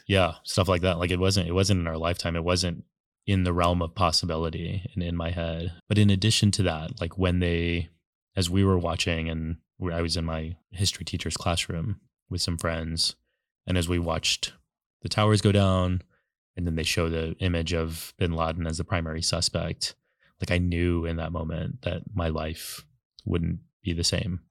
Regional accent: San Antonio, Texas, United States; moved away as an adult; now in New York City, United States; I grew up in Texas, born and raised twenty-two years, and then I've lived in New York City for, like, the fa-, last fifteen

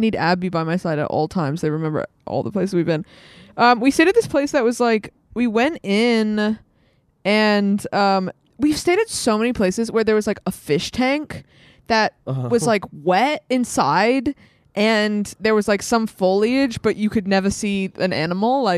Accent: London, United Kingdom; moved away; I grew up in London.

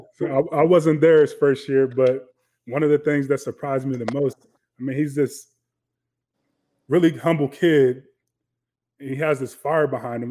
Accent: Chicago, Illinois, United States; growing up on the South Side of Chicago

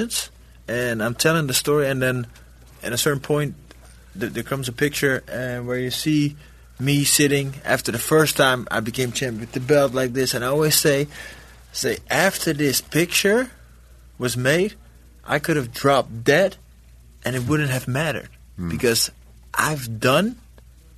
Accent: Netherlands; born or raised there

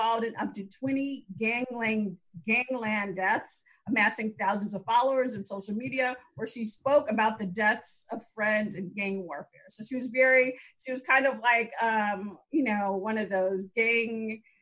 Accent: Chicago, Illinois, United States; my hometown, Chicago

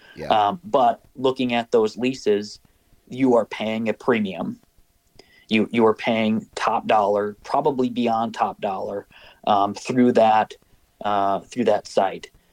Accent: Minnesota, United States; growing up in Minnesota and hunting on public land

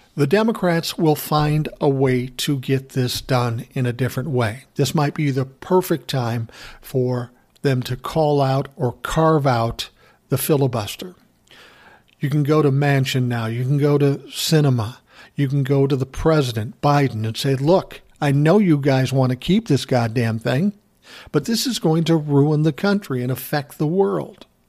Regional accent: Midwest, United States; We're both from the Midwest

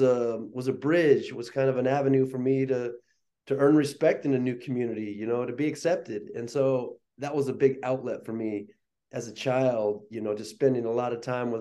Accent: Chester, Montana, United States; also born or lived in Detroit, Michigan; I grew up in Chester, Montana, was born in Detroit, come from kind of a mixed background

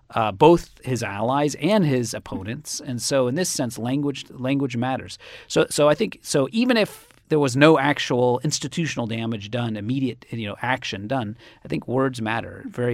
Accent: Cambridge, Massachusetts, United States

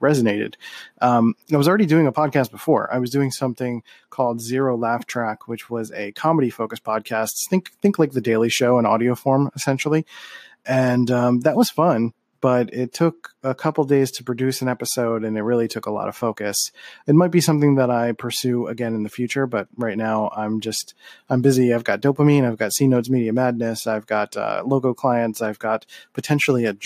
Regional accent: Philadelphia, Pennsylvania, United States; I'm from Philly and we have a lot of great Philly soul

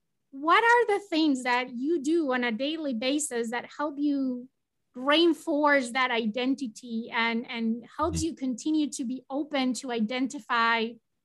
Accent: Spain; English is a second language

